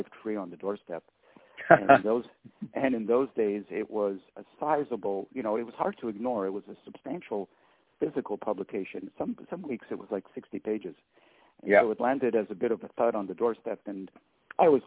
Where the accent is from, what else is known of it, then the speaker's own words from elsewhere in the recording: Laval, Quebec, Canada; also born or lived in Outremont, Montreal; Chamonix was a great place to grow up. I was 6 years old when we moved to Chamonix